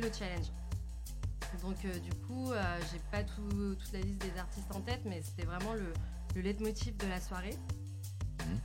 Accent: France; je suis française

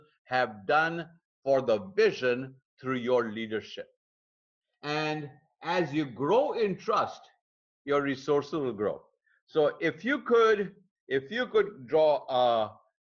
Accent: India; moved away; my home country in India

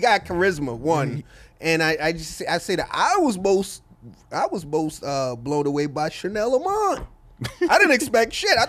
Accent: Inglewood, California, United States; I'm from Inglewood.

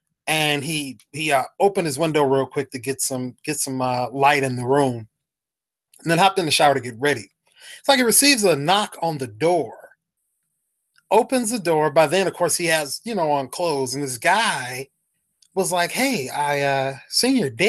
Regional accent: Jacksonville, Florida, United States; I told him where I was from. I was like, yeah, I'm from Jacksonville

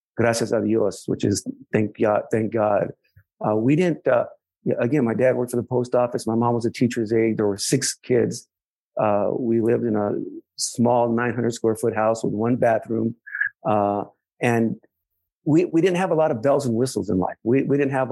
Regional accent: San Jose, California, United States; I grew up in East San Jose, a working class family

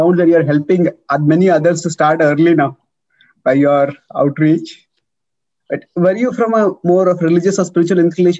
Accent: Chandrapur, Maharashtra, India; also born or lived in Nashik / Mumbai / Pune / Andhra Pradesh (ancestry); I was born in the heartland of Maharashtra in a remote place called Chandrapur. I grew up over there. It is still considered to be like a rural or a tribal area almost. Then I came to Nasik. So my youth was in Nasik. Then I came to study in Mumbai

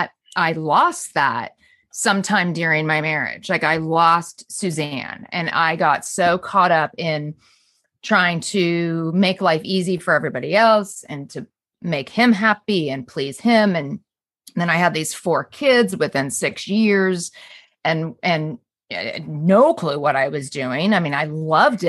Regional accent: Southern California, United States; I grew up in Southern California

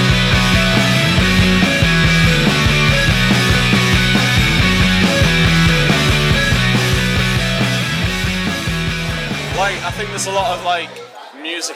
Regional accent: Newcastle upon Tyne, North East England, United Kingdom; we're from Newcastle, that's quite a long way

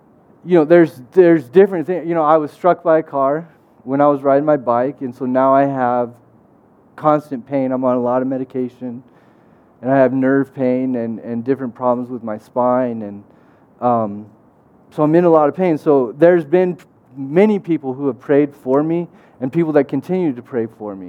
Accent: United States; moved away as an adult; now in Calgary, Canada; I'm from the United States, and that's where I thought I would live all my life.

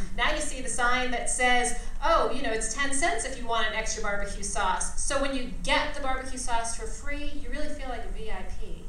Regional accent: New York City, New York, United States; I'm from New York

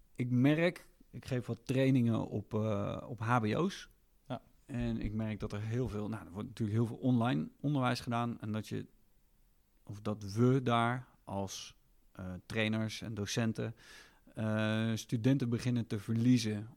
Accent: Netherlands; wij hier als Nederlanders

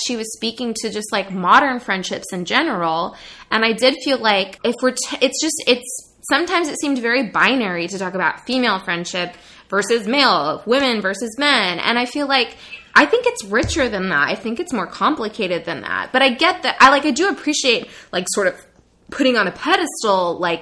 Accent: Monterey, California, United States; it does take place in my hometown

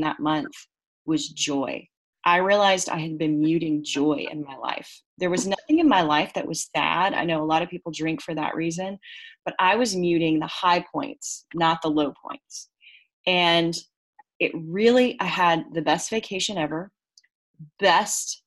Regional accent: United States; I'm American

